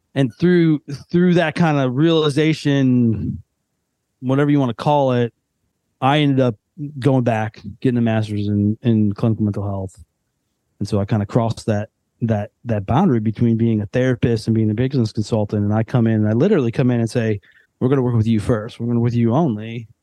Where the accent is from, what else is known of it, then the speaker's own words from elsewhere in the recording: Western suburbs, Northern Illinois, United States; moved away as an adult; now in Nashville area, United States; we've both lived in Northern Illinois our entire life, growing up in the Western suburbs.